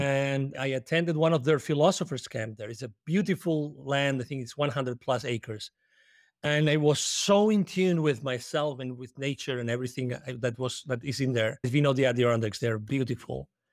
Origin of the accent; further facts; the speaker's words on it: Spain; English is a second language; moved away as an adult; I'm originally from Spain, we love coffee